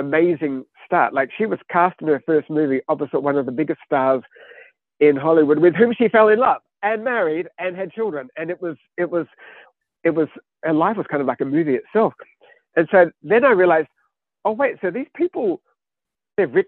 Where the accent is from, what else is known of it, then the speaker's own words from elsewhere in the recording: Australia; I grew up in Australia. My childhood was the 1970s